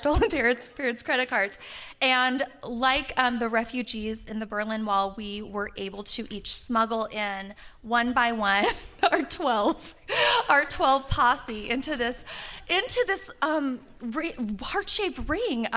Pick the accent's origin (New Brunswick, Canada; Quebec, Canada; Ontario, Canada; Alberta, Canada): Alberta, Canada; Calgary; I'm from Calgary, Alberta